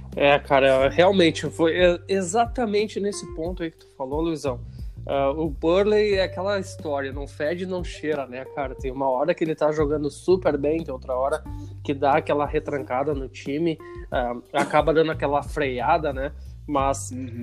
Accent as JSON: {"language": "Portuguese", "town": "Caxias do Sul", "region": "Rio Grande do Sul", "country": "Brazil", "said": "lá da minha cidade, Caxias do Sul"}